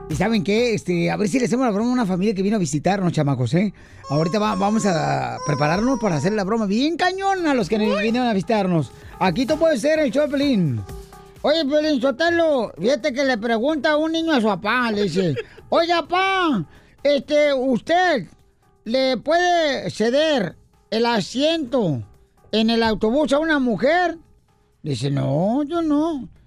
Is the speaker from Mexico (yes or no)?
yes; Atoyac, Jalisco, Mexico; moved away; Yo soy del estado de Jalisco. ¡Ay, papel! ¿Qué parte de Jalisco? de Atoyac, ah. rumbo a Ciudad Guzmán.